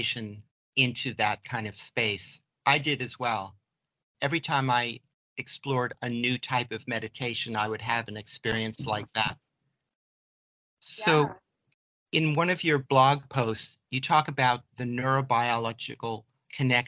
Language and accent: English; New York City, New York, United States; now in Vermont, United States; I grew up in New York City in the concrete jungle